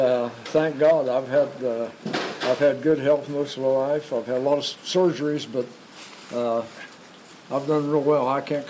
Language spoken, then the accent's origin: English; Clarksburg, West Virginia, United States; now in Randolph County, United States; born and raised in Clarksburg. Lived in Randolph County now since 1969.